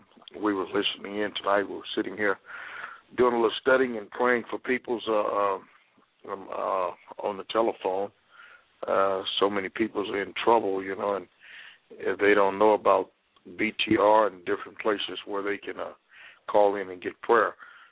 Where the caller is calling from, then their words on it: Houston, Texas, United States; I'm calling out of Houston, Texas.